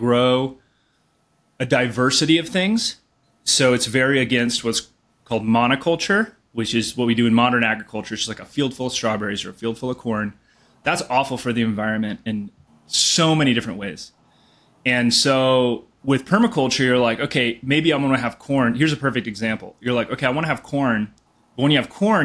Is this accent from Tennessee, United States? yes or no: no; Ojai, California, United States; moved away as an adult; also born or lived in Costa Rica / New York; now in Boulder, United States; I'm originally from Southern California, a small town called Ojai